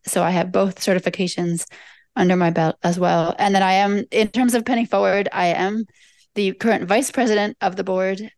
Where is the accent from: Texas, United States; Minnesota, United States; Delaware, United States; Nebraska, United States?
Delaware, United States; now in Washington, D.C., United States; I am in Washington, D C. I have not always been here, however. Uh, I grew up near here in Delaware.